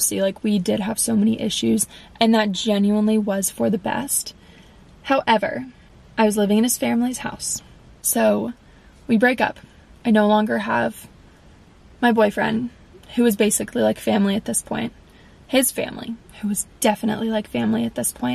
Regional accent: West Palm Beach, Florida, United States; I live in West Palm

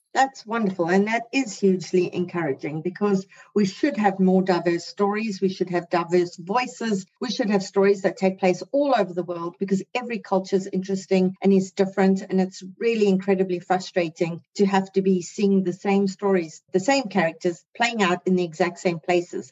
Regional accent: South Africa; now in Canada; I'm a South African who now lives in Canada

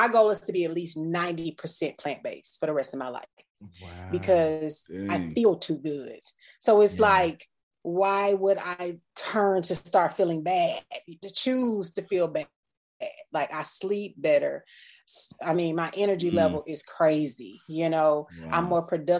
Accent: Mississippi, United States; I grew up in Mississippi, amazing state

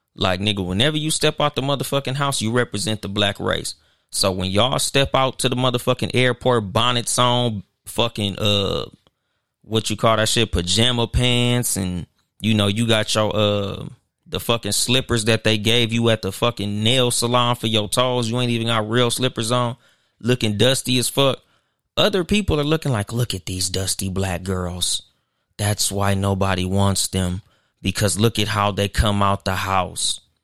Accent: Compton, California, United States; in the hood, like, I'm from Compton

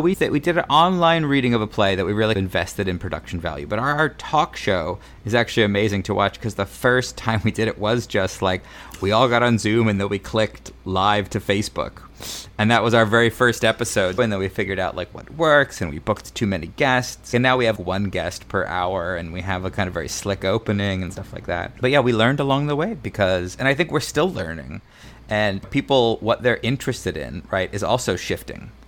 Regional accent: Mesa, Arizona, United States; I grew up in Mesa, Arizona, just outside of Phoenix

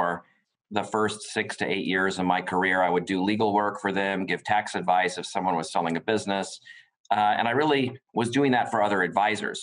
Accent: United States; born or raised there

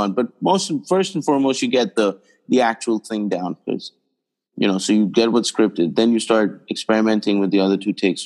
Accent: India; when I was growing up in India

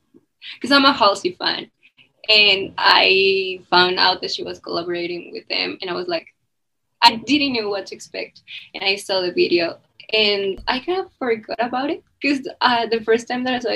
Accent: Mexico City, Mexico; English is a second language; I'm from Mexico City. So, if you hear a little accent or something, that's why

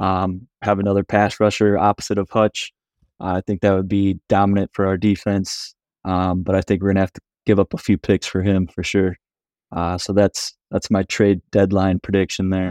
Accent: Detroit, Michigan, United States; I'm from the Metro Detroit area

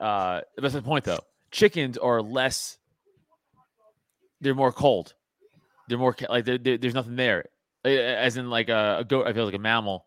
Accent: New York, United States; I'm a New Yorker.

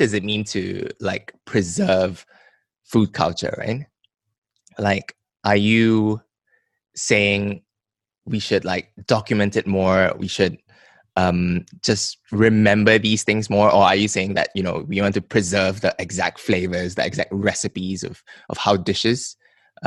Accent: Malaysia; as a Malaysian

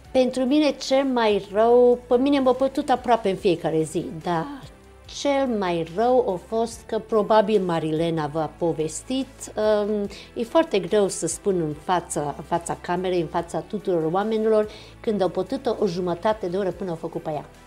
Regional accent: Romania; Eu m-am născut în România, pentru mine eu sunt româncă

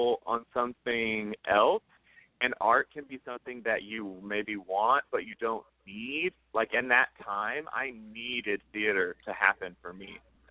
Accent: Houston, Texas, United States; moved away as an adult; now in New York City, United States; I'm from Houston

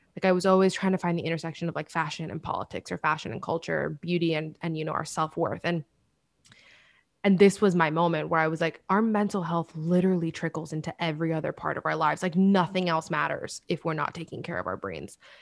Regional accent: Miami, Florida, United States; moved away as an adult; also born or lived in Washington, D.C. / New York; I'm from Miami

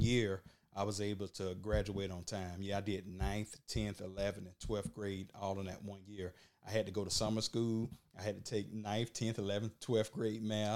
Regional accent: Burke County, Georgia, United States; I'm from Burke County

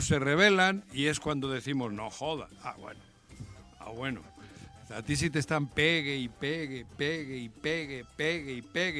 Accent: Basque Country, Spain; now in Mexico; mi pueblo, el pueblo vasco

